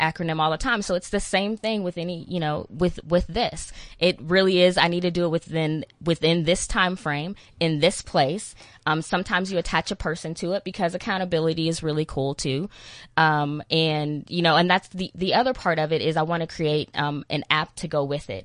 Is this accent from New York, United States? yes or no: no; Texas, United States; accent: Texan American; I'm from Texas. That's a little country, I'm a little